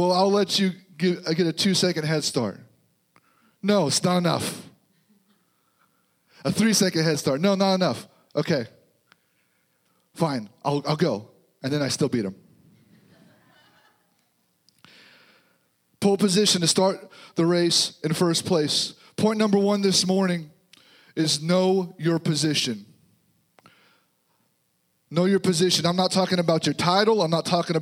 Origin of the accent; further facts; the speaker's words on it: Missouri, United States; This is home for us now. So we're from Missouri, so we're here